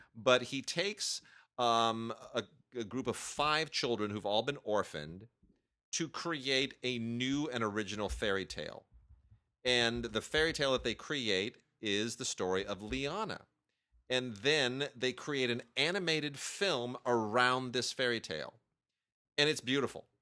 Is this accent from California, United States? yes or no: yes; California, United States; I'm born and raised in California